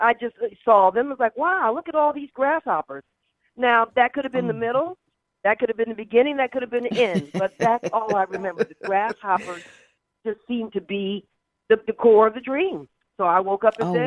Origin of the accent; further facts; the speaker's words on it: the South, United States; moved away; also born or lived in Alabama / Georgia; I was brought up in the South a little bit. So in Alabama and Georgia